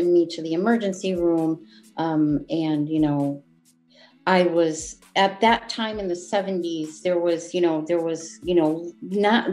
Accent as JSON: {"language": "English", "town": "Wolcott", "region": "Connecticut", "country": "United States", "tie": "born or raised there", "said": "where I grew up in Woolcott, Connecticut. I've been a resident of Connecticut my whole 57 years."}